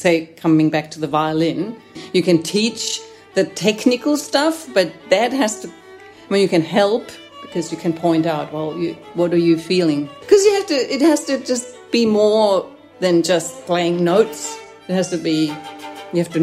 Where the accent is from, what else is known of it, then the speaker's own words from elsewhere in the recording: Germany; moved away as an adult; now in Sydney, Australia; I'm originally from Germany, but I came here like 25 years ago.